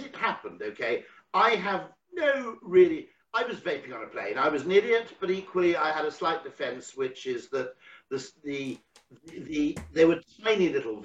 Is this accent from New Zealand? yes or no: no; United Kingdom; as a Brit